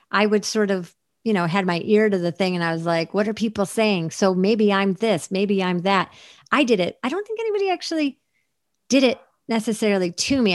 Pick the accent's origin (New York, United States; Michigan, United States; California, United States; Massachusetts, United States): New York, United States; Syracuse; moved away as an adult; also born or lived in Portland / Los Angeles; Syracuse was like a very, is a, was a very Rust Belt depressed town when I, when I was growing up there